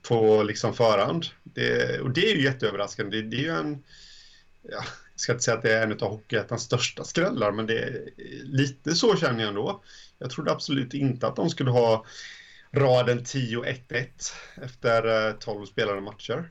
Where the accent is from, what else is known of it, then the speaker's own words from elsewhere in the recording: home area of HC Dalen and Tranås, Jönköping County, Sweden; also born or lived in Månsarp; i mina hemtrakter